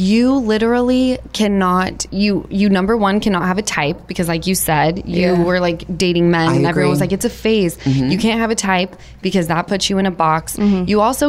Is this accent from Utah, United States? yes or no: yes; Utah, United States; But, bitch, I'm from Utah.